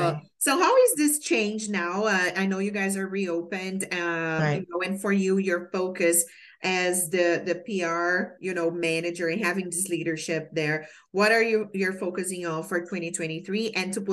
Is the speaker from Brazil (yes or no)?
yes; Brazil; now in Baltimore, United States; I was coming from Brazil and I was very green, really fresh, right?